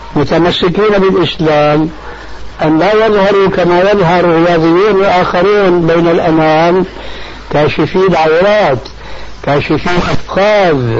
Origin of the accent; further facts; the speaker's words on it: Syria; كما يقولون عندنا في سوريا، في لغة العامة